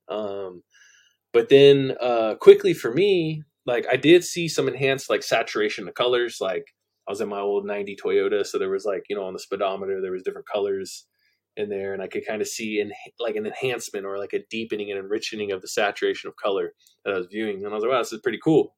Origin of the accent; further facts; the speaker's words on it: Central Valley of California, United States; moved away as an adult; also born or lived in San Jose, California; I was born in San Jose, California. I grew up in central in the Central Valley of California.